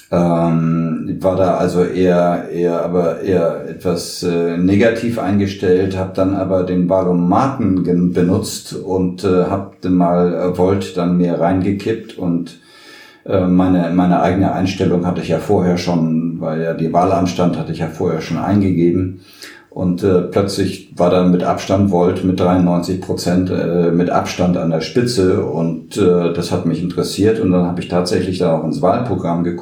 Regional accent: Hamburg, Germany; born there; now in Düsseldorf, Germany; Ich bin also entweder Europäer oder äh, gebürtiger Hamburger.

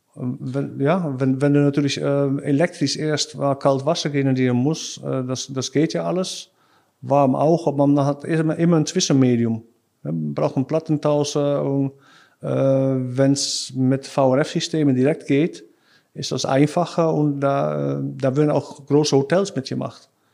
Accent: Krimpen aan den IJssel, South Holland, Netherlands; German is a second language; also born or lived in Rotterdam; ich bin äh, in Rotterdam geboren. Äh, ich bin da aufgewachsen, wo ich jetzt wohne, in Krimpen äh, an, Krimpen an den IJssel.

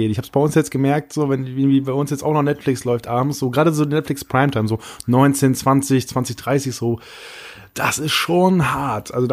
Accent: Northern Germany, Germany; now in Munich, Germany; wo ich herkomme. Also ich arbeite ja in München

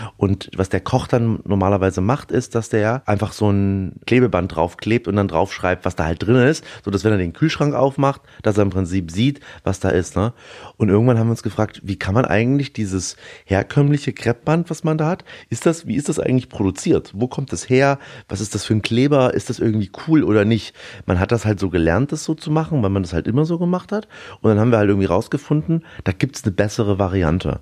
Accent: Erlangen, Bavaria, Germany; also born or lived in Mittweida, Saxony; now in Berlin, Germany; in Erlangen oder in Erlangen-Dexendorf bei, bei Nürnberg die Seberstuben übernommen. Und so bin ich eigentlich im Restaurant groß geworden

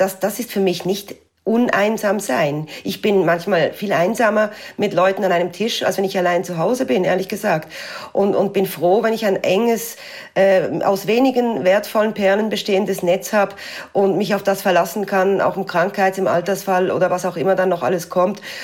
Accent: France; bei uns in Frankreich

